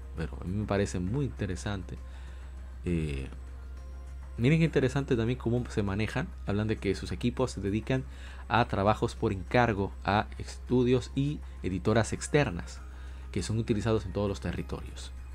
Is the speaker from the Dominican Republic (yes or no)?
yes; Dominican Republic; como decimos en mi país República Dominicana